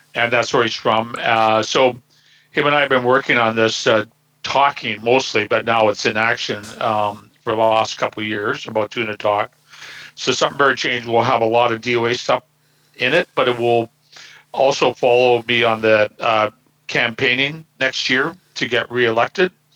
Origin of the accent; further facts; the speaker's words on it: Burnaby, British Columbia, Canada; I grew up here in Burnaby